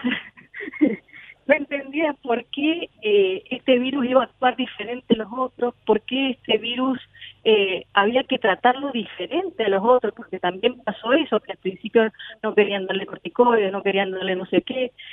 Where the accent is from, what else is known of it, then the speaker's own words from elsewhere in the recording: San Rafael, Mendoza, Argentina; now in Rivadavia, Argentina; Mi, mi terruño natal es San Rafael, pero hoy por cuestiones laborales estoy en Rivadavia, que es otro departamento de Mendoza